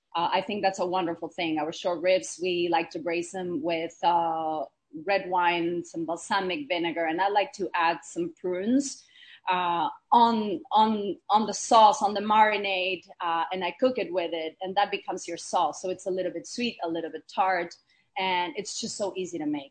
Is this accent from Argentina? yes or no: yes; Argentina; I was born and raised in Argentina to a very multicultural family